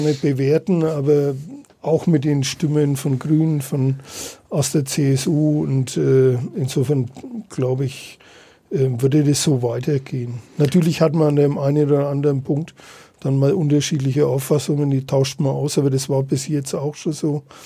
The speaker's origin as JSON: {"language": "German", "town": "Nuremberg", "region": "Bavaria", "country": "Germany", "tie": "born or raised there", "said": "für die Stadt zu arbeiten als gebürtiger Nürnberger"}